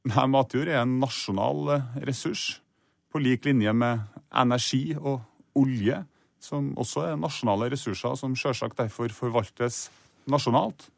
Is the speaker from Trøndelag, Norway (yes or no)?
yes; Trondheim, Trøndelag, Norway; I Trondheim, der jeg er fra